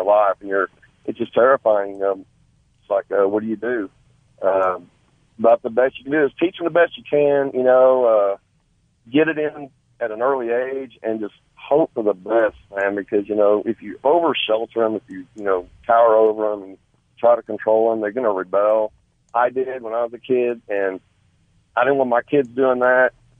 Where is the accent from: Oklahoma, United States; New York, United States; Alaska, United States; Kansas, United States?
Oklahoma, United States; Tulsa; moved away as an adult; also born or lived in Sand Springs, Oklahoma; now in Morris, United States; I'm actually from the Sand Springs area. I grew up on the west side of Tulsa. I moved to Morris in 2008.